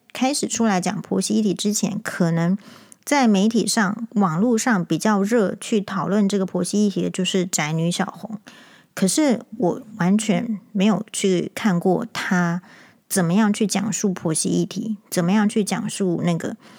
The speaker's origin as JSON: {"language": "Chinese", "country": "Taiwan", "said": "我们台湾人"}